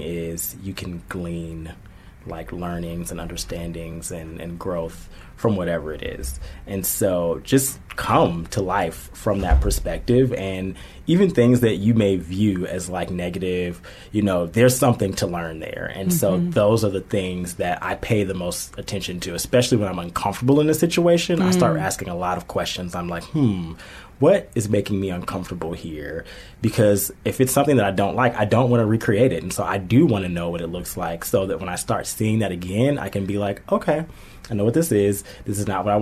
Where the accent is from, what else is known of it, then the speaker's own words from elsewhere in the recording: Chicago, Illinois, United States; now in Los Angeles, United States; I'm originally from Chicago, and I always knew I was supposed to live in L.A.